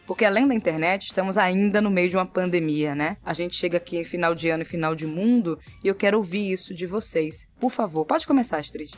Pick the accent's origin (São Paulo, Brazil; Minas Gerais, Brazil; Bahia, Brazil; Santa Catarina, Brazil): Bahia, Brazil; Salvador; eu nasci no bairro chamado Nordeste, entendeu? Na periferia de Salvador. Continuo em Salvador também